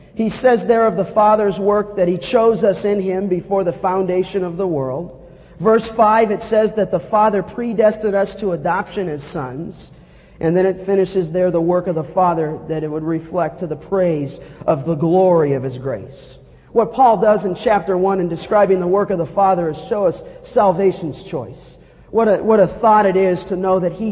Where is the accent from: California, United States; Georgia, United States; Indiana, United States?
California, United States; Los Angeles; as a young boy growing up in Canoga Park in the San Fernando Valley